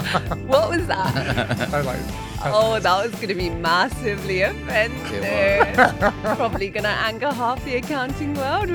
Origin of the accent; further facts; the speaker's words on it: United Kingdom; because I am British.